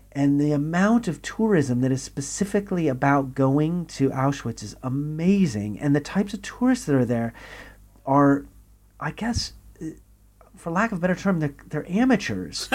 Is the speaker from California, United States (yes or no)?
no; Texas, United States; moved away as an adult; now in United Kingdom; growing up in Texas